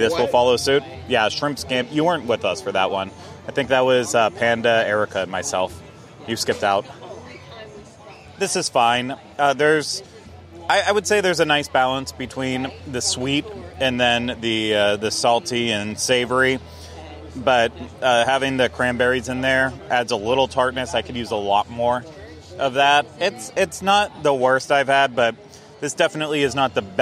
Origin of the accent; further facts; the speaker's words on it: New Orleans, Louisiana, United States; I am from New Orleans